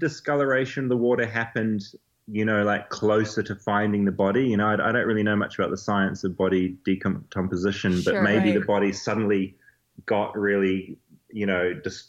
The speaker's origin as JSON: {"language": "English", "country": "New Zealand", "said": "I'm a journalist from New Zealand."}